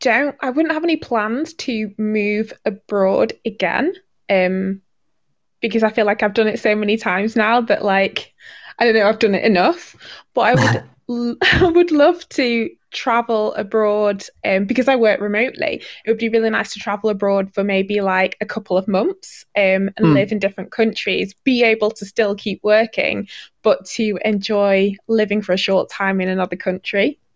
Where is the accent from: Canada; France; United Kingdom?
United Kingdom; Manchester, North West England; first language English; also born or lived in Italy / Spain / China; I was born in Manchester, but actually both sides of my family are from Jamaica.